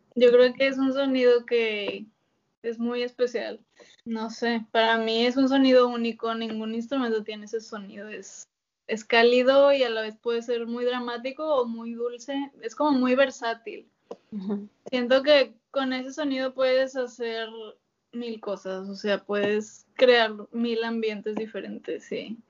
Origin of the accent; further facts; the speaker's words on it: Monterrey, Nuevo León, Mexico; moved away as an adult; yo soy de Monterrey